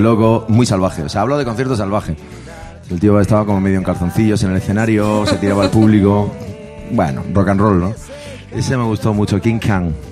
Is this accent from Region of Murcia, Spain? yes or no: yes; Murcia, Region of Murcia, Spain; moved away; yo no vivo ahí hace años, pero somos de Murcia, nos hemos criado en Murcia y somos un grupo de Murcia